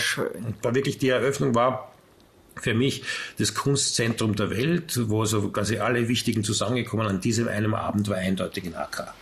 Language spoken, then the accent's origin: German; Austria; wir sind Österreicher.